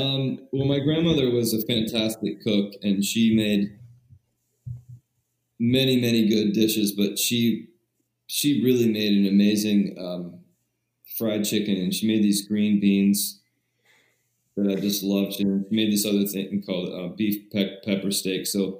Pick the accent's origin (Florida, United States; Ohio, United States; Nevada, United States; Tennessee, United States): Ohio, United States; Springfield; Springfield, Ohio.